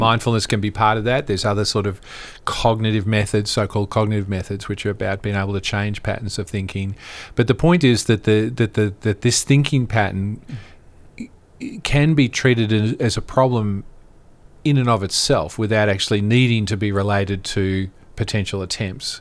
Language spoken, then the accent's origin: English; Australia; moved away; I'm originally from Australia